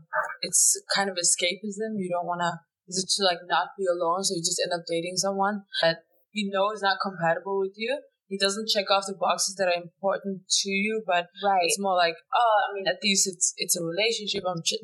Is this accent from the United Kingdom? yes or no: no; Denmark; moved away; Yeah, I grew up in Denmark